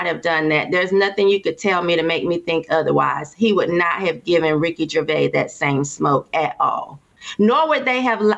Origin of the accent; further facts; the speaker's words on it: Durham, North Carolina, United States; I'm from Durham. And this is Bull City. We have a lot of men here